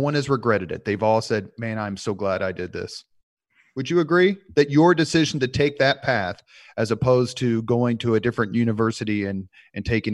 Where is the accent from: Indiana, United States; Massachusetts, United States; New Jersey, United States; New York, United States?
Indiana, United States; Indianapolis; growing up on the East Side in Indianapolis